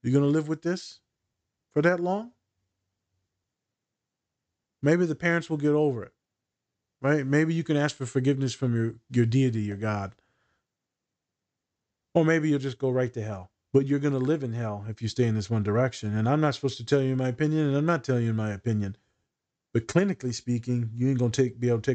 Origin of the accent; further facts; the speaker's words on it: United States; me being an American